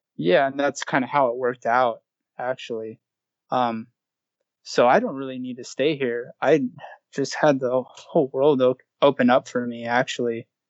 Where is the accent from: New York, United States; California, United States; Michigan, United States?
California, United States; Southern; I grew up in Southern California